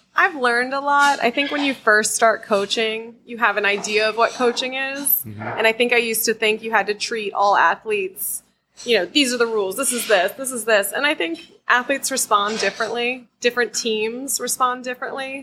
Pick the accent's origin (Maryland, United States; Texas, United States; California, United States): Maryland, United States; Crofton; I'm from Crofton